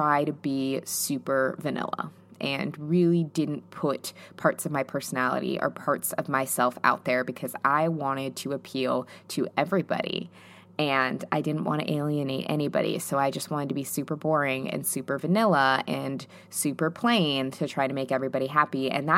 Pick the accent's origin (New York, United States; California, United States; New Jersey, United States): New York, United States; New York City; I'm a Latina from New York City, and all of my close friends are multicultural.